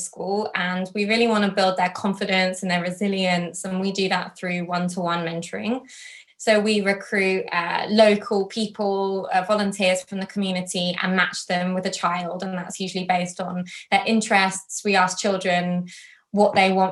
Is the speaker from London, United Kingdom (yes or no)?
yes; London, United Kingdom; also born or lived in Tottenham, London; I'm from London. I'm born and bred London, Hounslow originally, but now I live